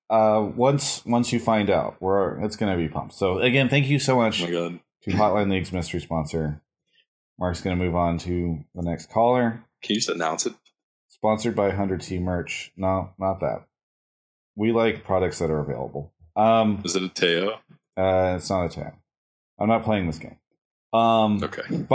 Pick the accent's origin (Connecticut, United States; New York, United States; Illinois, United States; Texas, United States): Texas, United States; Dallas; I'm from Dallas. Dallas, Texas.